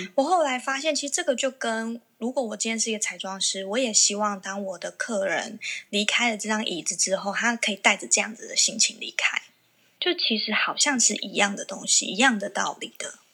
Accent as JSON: {"language": "Chinese", "town": "Kaohsiung", "country": "Taiwan", "tie": "born or raised there", "said": "因为我是高雄人嘛"}